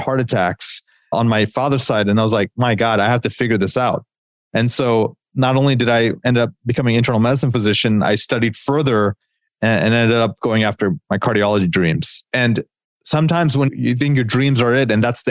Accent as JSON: {"language": "English", "country": "United States", "tie": "born or raised there", "said": "As an Indian American growing up in the United States"}